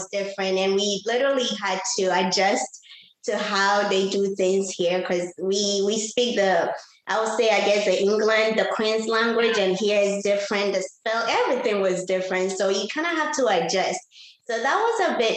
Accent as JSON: {"language": "English", "country": "Ghana", "moved": "as an adult", "lives_now": "United States", "said": "I'm originally from Ghana. I came to the United States in 2006"}